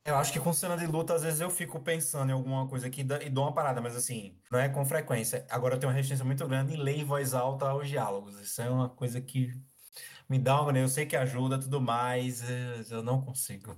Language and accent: Portuguese; Maceió, Alagoas, Brazil; now in Marechal Deodoro, Brazil; eu sou de Maceió, Alagoas, mas é, há dois anos eu moro em Marechal Deodoro, que é litoral sul, região metropolitana de Maceió